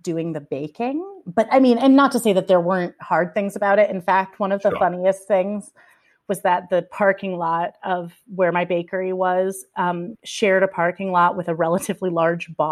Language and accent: English; Kansas, United States; born or raised there